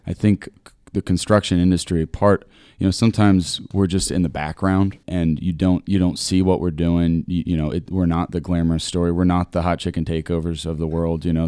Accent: Granville, Ohio, United States; moved away as an adult; now in Columbus, United States; I'm from Granville.

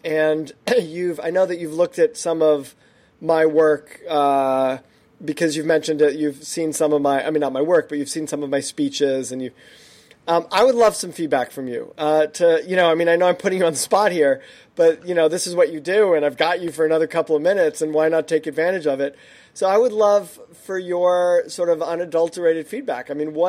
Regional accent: New York, United States; I'm from New York originally.

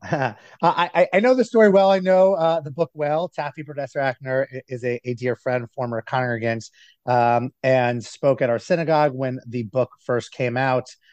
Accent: New Jersey, United States; my town, my hometown in New Jersey

